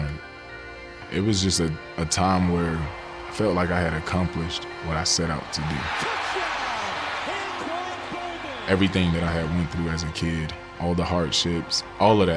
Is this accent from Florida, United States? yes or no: yes; Pahokee, Florida, United States; my hometown, Pahokee, Florida. Small town right on Lake Okeechobee